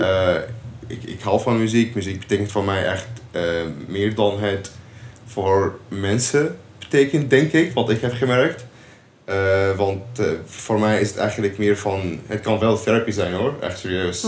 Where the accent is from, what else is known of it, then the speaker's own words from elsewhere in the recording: Syria; Dutch is a second language; moved away as an adult; now in Nijmegen, Netherlands; Ik kom uit Syrië. Eh, ik woon in Nederland sinds 2018.